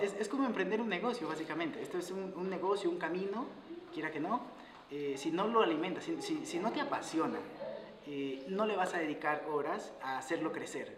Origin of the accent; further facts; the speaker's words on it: Guayaquil, Guayas, Ecuador; moved away as an adult; also born or lived in Quito; soy ecuatoriano. Me fui a Quito, soy de Guayaquil